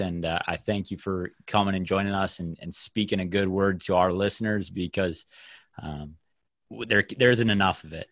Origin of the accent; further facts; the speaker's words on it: Minnesota, United States; the culture around the sport in my hometown